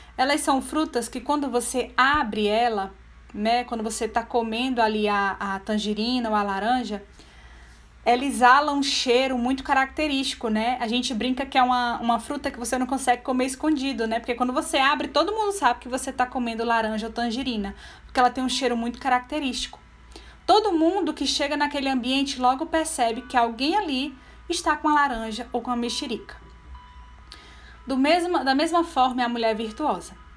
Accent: Brazil; eu não me esforço para ser brasileira. Eu sou assim, eu nasci assim.

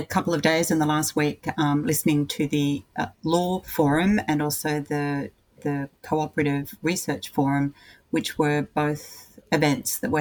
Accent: Bega, New South Wales, Australia; moved away as an adult; now in Newcastle, Australia; I'm a girl from Bega on the far south coast of New South Wales, and for much of my adult life, I lived on a dairy farm.

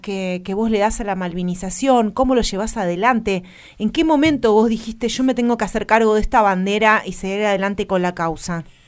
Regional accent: Argentina; como sociedad argentina

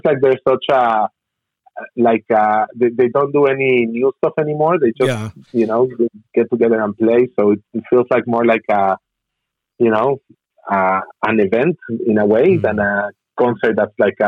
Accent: Mexico City, Mexico; moved away as an adult; now in Los Angeles, United States; I mean, I was born in Mexico City, but I've been living in LA for about 15 years now, 16.

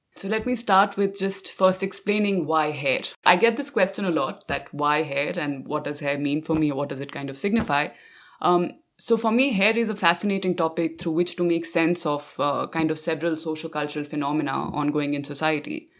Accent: Delhi, India; Growing up in Delhi, it is through hair and the turban that several of my family members wore that I came to understand and make sense of my own identity as a minority Sikh in contemporary India

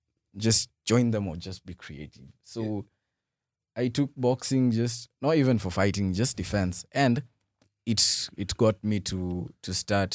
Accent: Nairobi, Kenya; Yeah, out of the, being raised in the ghetto. Where? 35, 60. Uh-huh. I'm from Umoja.

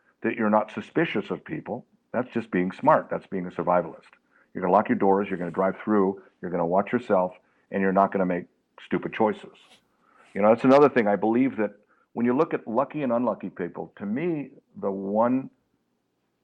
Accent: Los Angeles, California, United States; when I was raised in Los Angeles, we had gangs

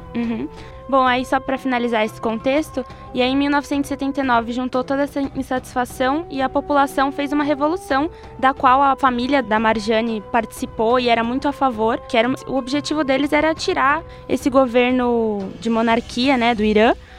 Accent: Brazil; como brasileiros

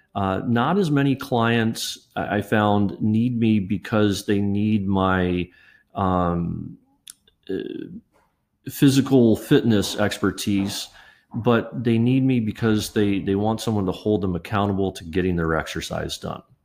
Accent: Kettering, Ohio, United States; I grew up in Dayton, Ohio, uh, in a suburb called Kettering

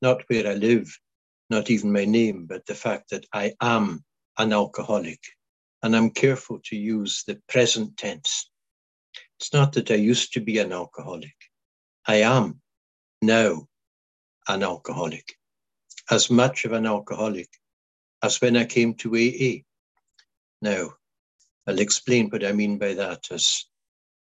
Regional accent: Isle of Skye, Scotland, United Kingdom; first language Scottish Gaelic; English is a second language; I belong to the islands of Scotland, Western Isles of Scotland. I belong to the Isle of Skye.

